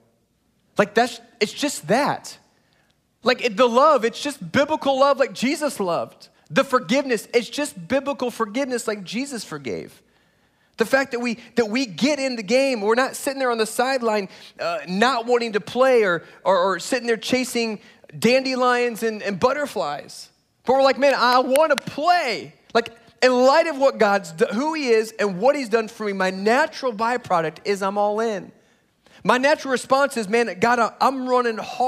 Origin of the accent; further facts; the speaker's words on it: Indiana, United States; moved away as an adult; also born or lived in Chicago, Illinois / South Florida; now in Texas, United States; I grew up in Indiana, college at a Moody Bible Institute in downtown Chicago, and then South Florida for 13 and a half years